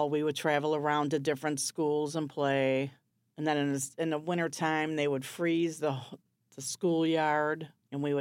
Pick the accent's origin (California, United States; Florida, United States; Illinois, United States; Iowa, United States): Illinois, United States; Chicago; born or raised there; also born or lived in Maryville, Tennessee